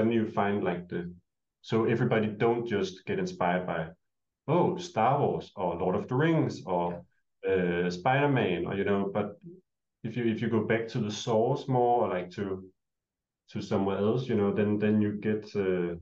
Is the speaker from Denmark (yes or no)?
yes; Denmark; moved away; we're both from Denmark